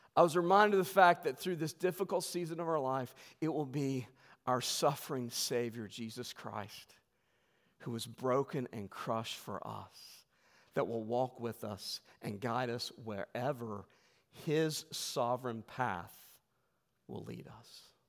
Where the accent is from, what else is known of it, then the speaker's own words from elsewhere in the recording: West Virginia, United States; we're from West Virginia